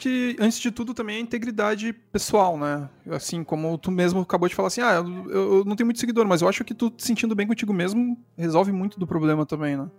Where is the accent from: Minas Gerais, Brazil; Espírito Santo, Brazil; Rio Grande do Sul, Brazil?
Rio Grande do Sul, Brazil; eu sou daqui do Rio Grande do Sul